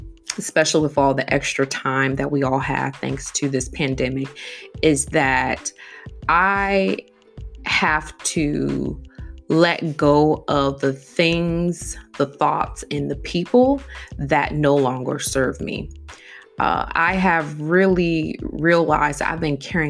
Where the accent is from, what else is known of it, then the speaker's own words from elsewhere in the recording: Midwest, United States; moved away; I grew up in the Midwest